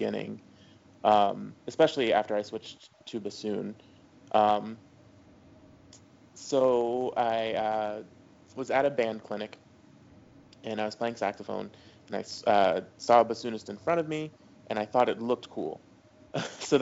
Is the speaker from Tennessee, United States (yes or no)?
yes; Tennessee, United States; also born or lived in New Orleans / Los Angeles; now in Atlanta, United States; I'm originally from Tennessee, and I started on saxophone in sixth grade